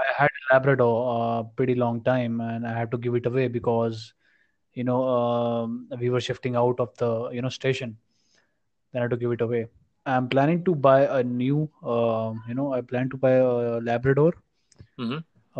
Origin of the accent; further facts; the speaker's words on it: India; we as an Indian nation